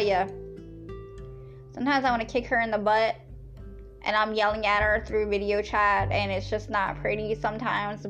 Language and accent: English; Lancaster, Pennsylvania, United States; I am definitely from Pennsylvania. Yes, where the Amish is, out there in the Lancaster